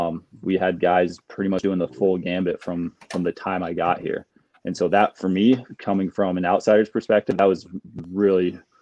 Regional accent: Fort Myers, Florida, United States; moved away as an adult; also born or lived in Wisconsin; Fort Myers, so Southwest. Not exactly South Florida, but South Florida.

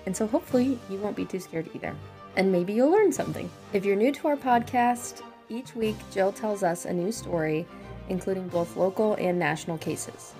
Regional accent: Missouri, United States; I'm from Missouri, and when you live in Missouri, your family goes there on trips

